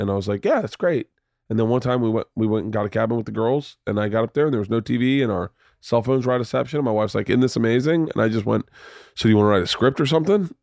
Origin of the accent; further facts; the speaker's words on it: United States; I'm from America